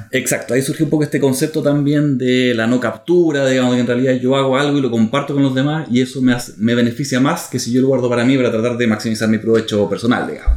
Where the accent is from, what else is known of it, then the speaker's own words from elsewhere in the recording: Germany; moved away; nací en Alemania